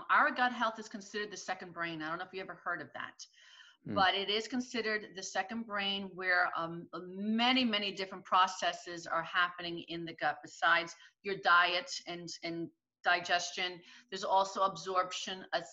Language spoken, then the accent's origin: English; Jackson, New Jersey, United States; I grew up in Jackson, New Jersey, and it was just an area of filled with just gardens and vegetables